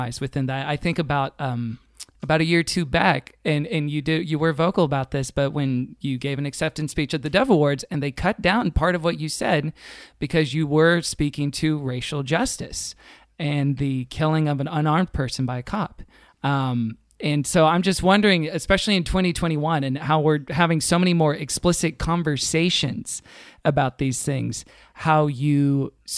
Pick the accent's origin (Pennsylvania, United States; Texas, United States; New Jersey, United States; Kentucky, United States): Texas, United States; Houston; now in Pasadena, United States; I grew up in Houston, Texas